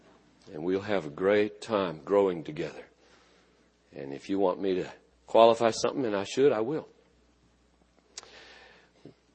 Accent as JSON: {"language": "English", "country": "United States", "said": "I'm a Christian. 10,000 times before I'm an American"}